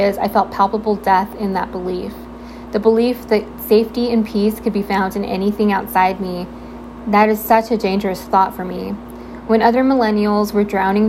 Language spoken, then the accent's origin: English; Southern California, United States; I'm born and raised in Southern California, currently living in sunny San Diego